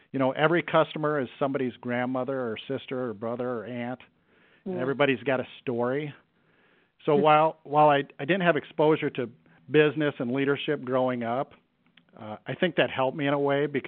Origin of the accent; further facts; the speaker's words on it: Cedar Rapids, Iowa, United States; I knew I wanted to get back to my hometown